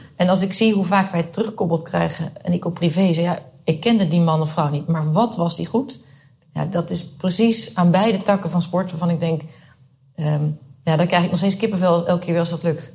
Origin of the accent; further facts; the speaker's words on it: Rotterdam, South Holland, Netherlands; now in The Hague, Netherlands; Ik ben eh, opgegroeid in eh, Rotterdam